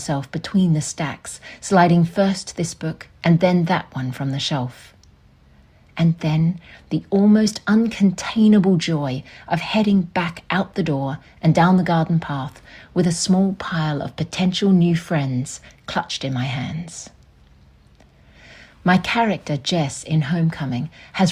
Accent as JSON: {"language": "English", "town": "Tamborine Mountain", "region": "Queensland", "country": "Australia", "tie": "born or raised there", "said": "Growing up on Tambourine Mountain, a small, misty village in the beautiful subtropical rainforest of southeast Queensland"}